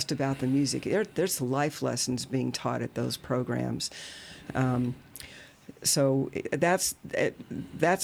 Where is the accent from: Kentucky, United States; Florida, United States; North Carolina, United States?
Kentucky, United States; Louisville; also born or lived in Washington, D.C.; now in Louisville, United States; I grew up in Louisville, I lived most of my life in the D.C. area